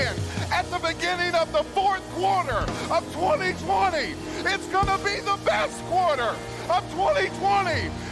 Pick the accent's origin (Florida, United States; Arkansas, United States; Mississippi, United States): Arkansas, United States; moved away; I grew up in Arkansas.